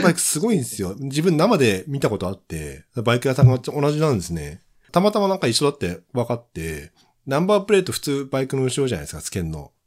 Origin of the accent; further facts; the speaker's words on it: Fukushima, Japan; 地元福島で